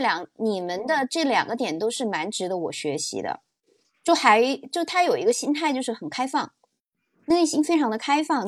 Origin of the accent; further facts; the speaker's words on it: Changde, Hunan, China; moved away; 今年我是回到我老家常德